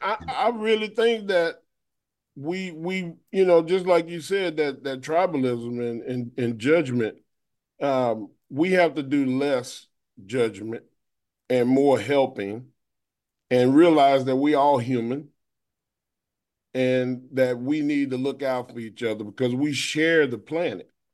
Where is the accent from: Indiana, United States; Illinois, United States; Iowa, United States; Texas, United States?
Texas, United States; Austin; we in Austin, Texas, and we you know I'm in my hometown